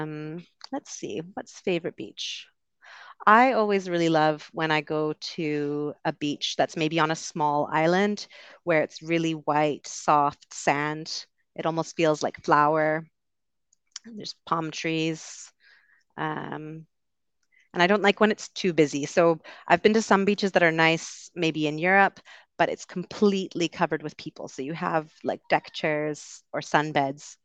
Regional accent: Vancouver, British Columbia, Canada; I am also from Vancouver

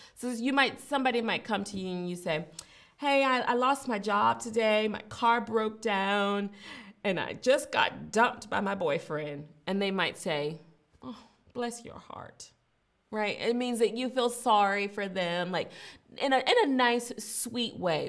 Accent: Richmond, Virginia, United States; moved away as an adult; also born or lived in Mobile, Alabama; now in Berlin, Germany; I grew up in Virginia, which is also a part of the South, and I grew up in Richmond, Virginia in particular

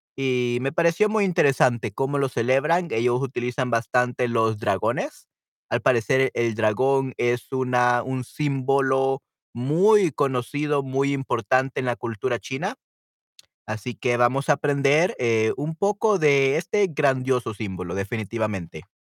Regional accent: El Salvador; yo soy de El Salvador y aquí en El Salvador tenemos muchísimos chinos

